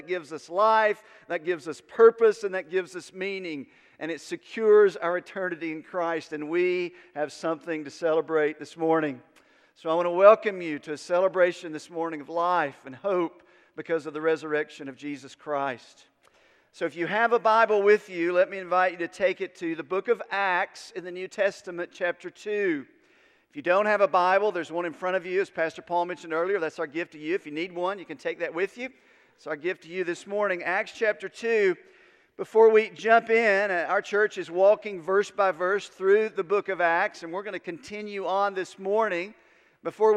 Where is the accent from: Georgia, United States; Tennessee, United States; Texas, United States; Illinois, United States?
Tennessee, United States; Unicoi; I grew up in Unicoi